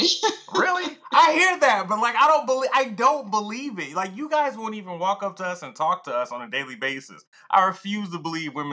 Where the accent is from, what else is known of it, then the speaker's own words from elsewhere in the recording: Atlanta, Georgia, United States; I'm from Atlanta, home of the ratchet and the strip club